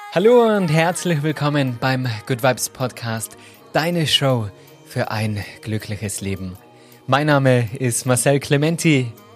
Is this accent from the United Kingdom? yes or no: no; Tyrol, Austria; accent: Tyrolean dialect; falle voll in den Tiroler Dialekt